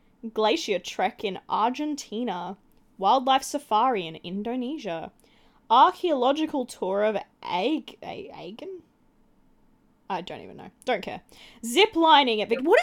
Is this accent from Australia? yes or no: yes; Australia; I'm Australian and supposedly we all love the beach.